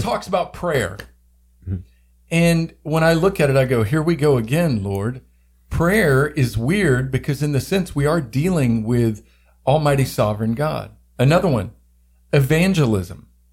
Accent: the South, United States; I grew up in the South

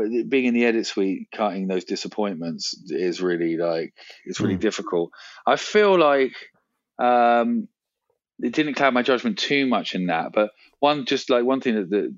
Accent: London, United Kingdom; I grew up in London

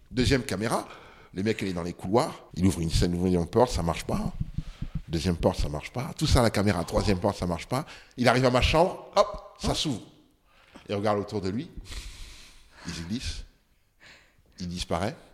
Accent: Ségou, Ségou Region, Mali; moi je suis de Ségou. donc quand tu atterris à Bamako, il faut que tu tapes 250 km en voiture ou en bus mm. pour arriver chez, ma famille qui habitait là-bas.

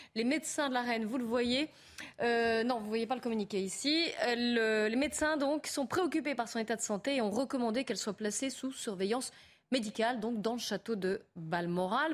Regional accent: France; on est français

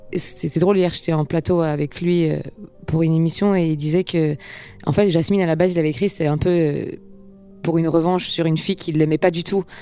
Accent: Geneva, Switzerland; moved away as an adult; now in Paris, France; ayant grandi à Genève

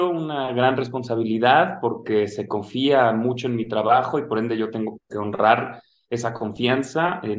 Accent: Mexico; fuera de nuestras fronteras y también traer lo que puedo aprender fuera de México y ejercerlo aquí en mi país.

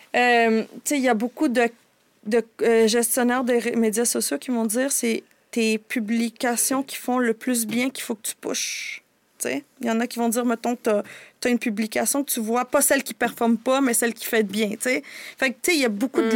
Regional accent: Canada; also born or lived in United States (birth) / El Salvador (ancestry); suis née aux États-Unis, mais je suis arrivée ici très jeune

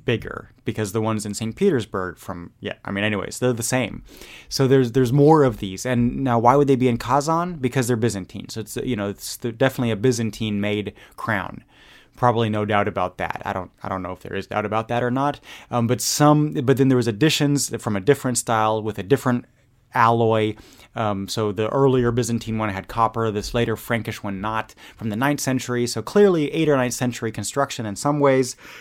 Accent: Germany; moved away; growing up in Germany

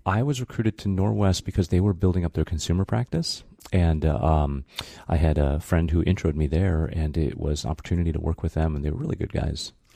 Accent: Brighton, Michigan, United States; moved away; also born or lived in Japan; growing up in Brighton, it was tough

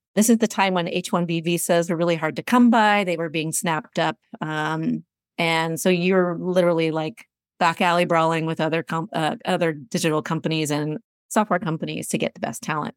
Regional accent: Seattle, Washington, United States; I'm originally from Seattle, went to University of Washington, grew up in the region

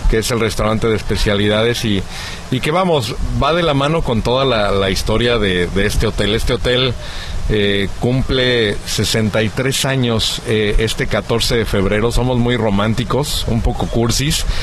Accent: Mexico City, Mexico; now in Acapulco, Mexico; Yo soy chilango, pero

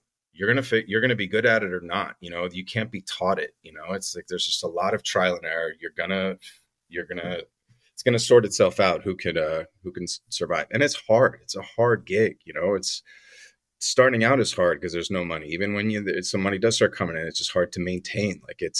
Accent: Poland; English is a second language; So my parents are European. I'm Polish. My parents are both Polish, but my father was born and raised in France, but it was just like a Polish family, just born and raised in France. I'm not French at all

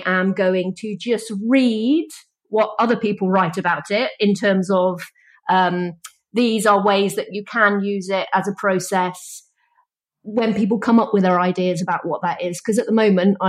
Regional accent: Wales, United Kingdom; I'm from Wales

